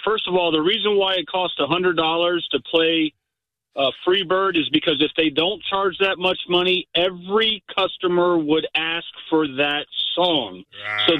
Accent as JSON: {"language": "English", "region": "Florida", "country": "United States", "tie": "born or raised there", "said": "Born and raised in Florida."}